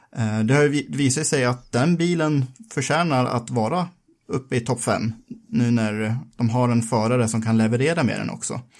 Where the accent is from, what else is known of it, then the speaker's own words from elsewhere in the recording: Sweden; vi som svenskar